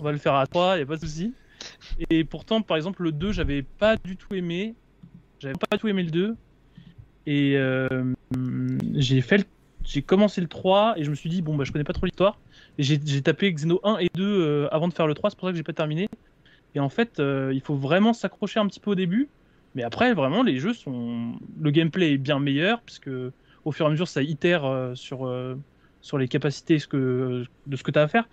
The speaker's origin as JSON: {"language": "French", "town": "Houilles", "region": "Île-de-France", "country": "France", "also_born_or_lived": "Nantes", "moved": "as an adult", "said": "je suis, de Houille. Là je pars à Nantes travailler, mais jusqu'à oh. présent j'étais de Houille."}